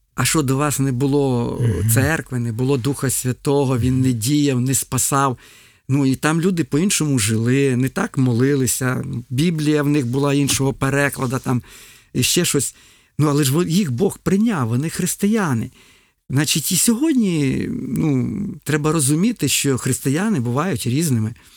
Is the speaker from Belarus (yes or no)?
no; Ukraine